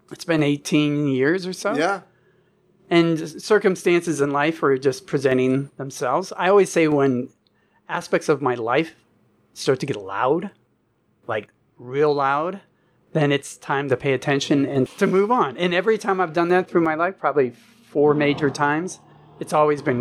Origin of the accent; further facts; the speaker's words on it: East Coast, United States; And I grew up on the East Coast. I said, no, nah, I'm done with the East Coast.